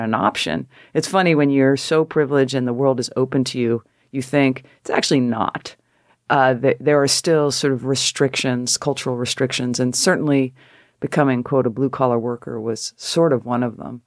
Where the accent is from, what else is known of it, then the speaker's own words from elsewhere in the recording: Connecticut, United States; moved away as an adult; also born or lived in San Francisco; I'm a girl from Connecticut